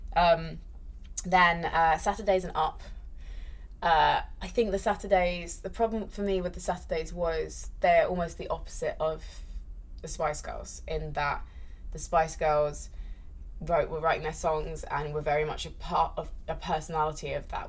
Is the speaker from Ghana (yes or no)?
no; United Kingdom; I'm British